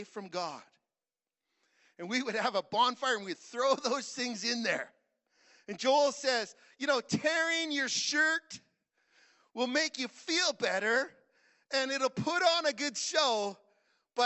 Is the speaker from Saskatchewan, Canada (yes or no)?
yes; Saskatchewan, Canada; I'm from Saskatchewan